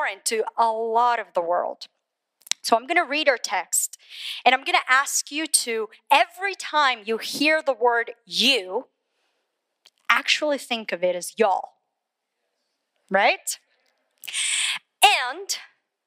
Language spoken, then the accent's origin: English; Colombia; moved away as an adult; now in United States; I was born in Colombia, South America. Grew up there, raised there.